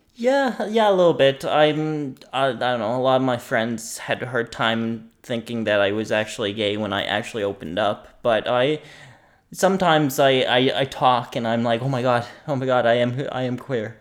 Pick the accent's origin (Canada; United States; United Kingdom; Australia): Canada; Greenwood, Nova Scotia; now in Halifax, Canada; I'm from Nova Scotia, down in the valley.